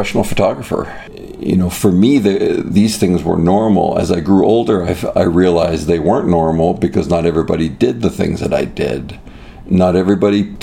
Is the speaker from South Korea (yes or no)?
no; Toronto, Ontario, Canada; now in United States; growing up in Canada